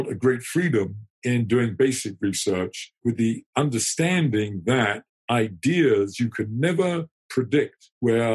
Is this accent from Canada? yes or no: no; United Kingdom; I'm British